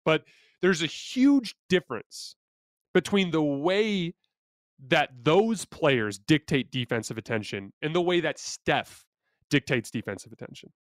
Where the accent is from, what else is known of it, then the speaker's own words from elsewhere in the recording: Tucson, Arizona, United States; I'm from Tucson, Arizona, which is just down the street from Phoenix